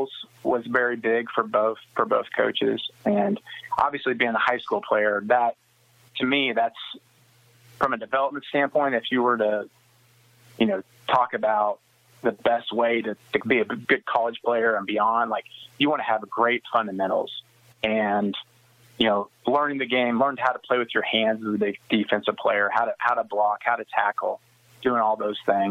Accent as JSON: {"language": "English", "town": "Smith Center", "region": "Kansas", "country": "United States", "tie": "born or raised there", "said": "growing up in Smith Center"}